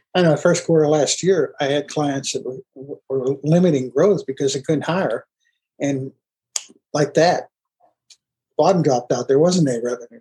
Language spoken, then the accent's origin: English; outside Pittsburgh, Pennsylvania, United States; I grew up outside Pittsburgh too